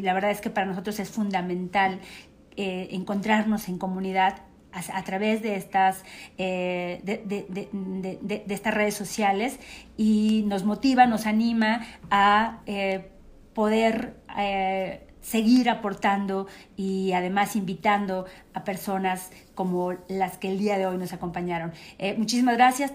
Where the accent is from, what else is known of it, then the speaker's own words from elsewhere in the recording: State of Mexico, Mexico; como mexicanos y particularmente como mexiquenses